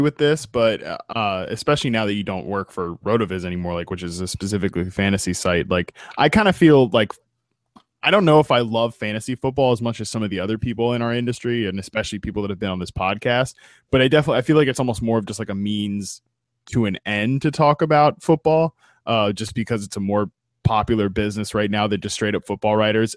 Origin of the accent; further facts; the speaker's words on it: United States; growing up in Washington